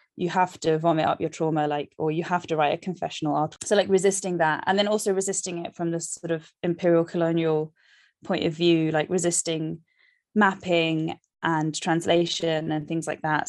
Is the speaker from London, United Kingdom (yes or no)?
yes; London, United Kingdom; I love London, I'm from London, but it's also, like, so shit to live here